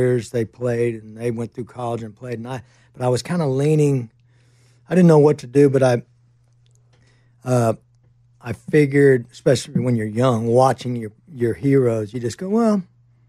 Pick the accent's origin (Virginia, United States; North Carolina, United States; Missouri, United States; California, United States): Virginia, United States; Northern; also born or lived in Miami, Florida; I grew up in Northern Virginia up there in the Redskin area.